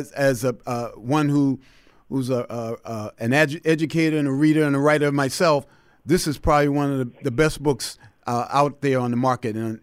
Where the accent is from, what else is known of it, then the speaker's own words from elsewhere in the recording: Boston, Massachusetts, United States; I grew up in Boston